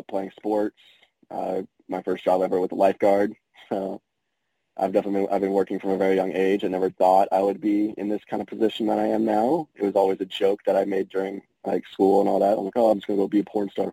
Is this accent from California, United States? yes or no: no; South Texas, United States; I'm born and raised in Texas, grew up around Hispanics all my life